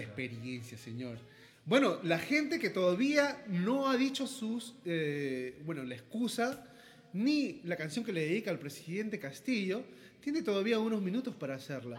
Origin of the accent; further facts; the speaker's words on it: Peru; Somos músicos peruanos acá en Perú